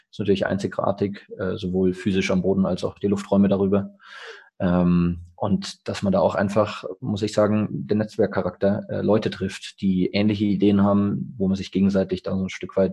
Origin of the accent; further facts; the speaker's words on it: Munich, Bavaria, Germany; Also ähm, für uns als Münchner ist es natürlich irgendwo naheliegend schon mal